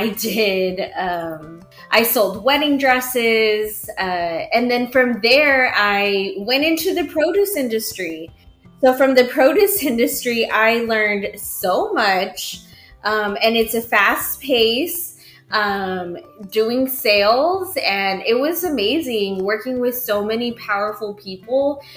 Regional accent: Mission, Texas, United States; born or raised there

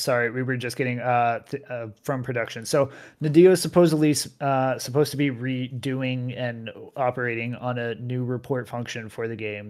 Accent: United States; I'm an American.

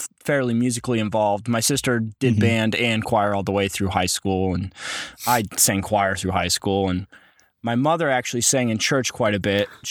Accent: Iowa Falls, Iowa, United States; I was born on June 21st, 1992 in Iowa Falls as well

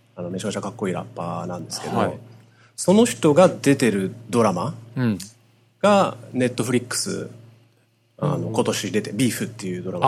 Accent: United States; 同じアジアンアメリカ人として

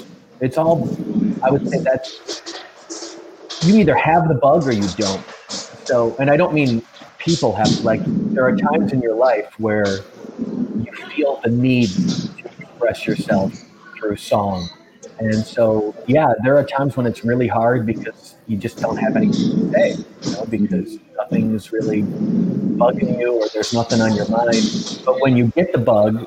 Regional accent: Wisconsin, United States; moved away; also born or lived in Milwaukee; I'm originally from Wisconsin

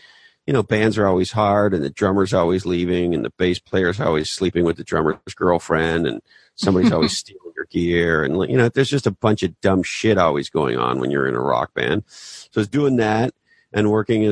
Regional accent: Canada; moved away as an adult; also born or lived in Toronto; I grew up in Canada.

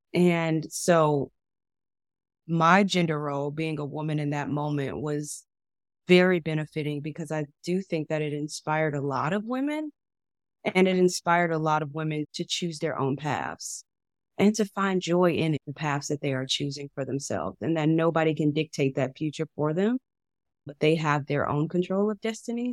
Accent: Chicago, Illinois, United States; I'm from Chicago

